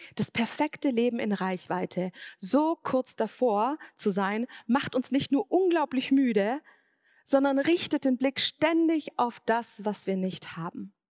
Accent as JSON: {"language": "German", "region": "Swabia", "country": "Germany", "tie": "born or raised there", "said": "Ich bin im Schwabenland aufgewachsen"}